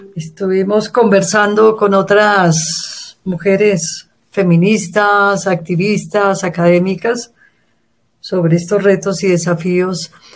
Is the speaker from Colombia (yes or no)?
yes; Colombia; soy de Colombia, vivo en Bogotá